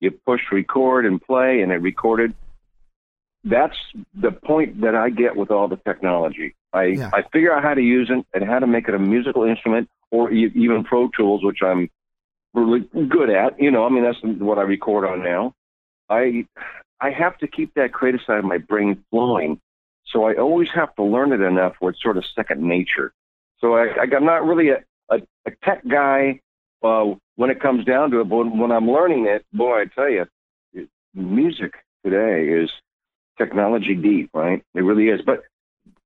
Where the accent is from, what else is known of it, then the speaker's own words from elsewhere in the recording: San Jose, California, United States; I actually grew up right where I'm at, talking to you right now in, it's San Jose, California